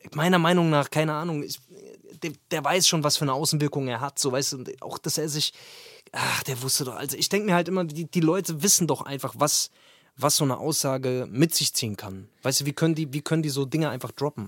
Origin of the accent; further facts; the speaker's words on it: Wetterau, Hesse, Germany; Ich bin ja ursprünglich aus der Wetterau, hier in Hessen